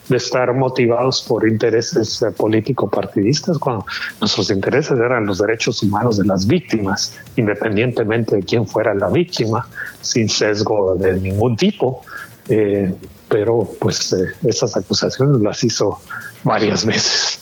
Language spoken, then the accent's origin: Spanish; Mexico; moved away; yo soy mexicano que vive en el extranjero